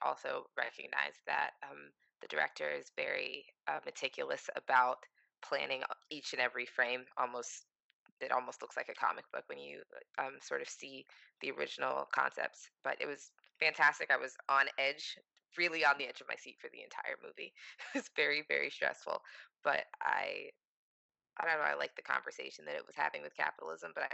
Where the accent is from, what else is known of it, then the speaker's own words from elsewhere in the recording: United States; being an American